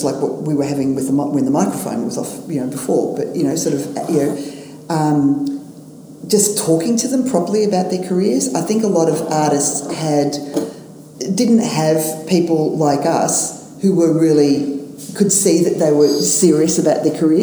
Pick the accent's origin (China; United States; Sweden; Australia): Australia; I'm from Australia